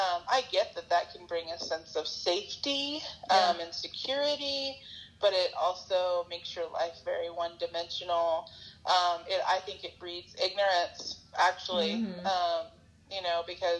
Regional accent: the South, United States; growing up in the South

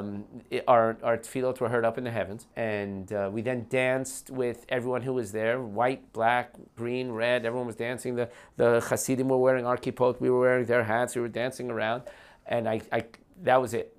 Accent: West Orange, New Jersey, United States; moved away as an adult; now in Beit Shemesh, Israel; I grew up in West Orange, New Jersey.

